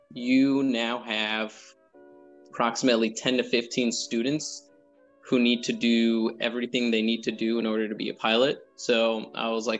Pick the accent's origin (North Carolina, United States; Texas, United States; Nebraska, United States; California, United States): California, United States; Monterey Park; moved away as an adult; Southern California, so like Monterey Park, Alhambra, for everyone who's from over there. And then I just stayed there until I got in the Air Force.